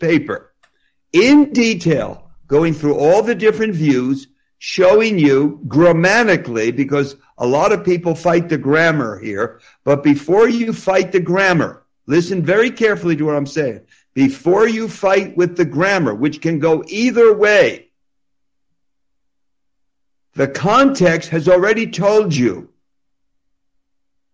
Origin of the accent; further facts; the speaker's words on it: New Jersey, United States; I do talk fast because I'm from New Jersey. People in New Jersey talk very fast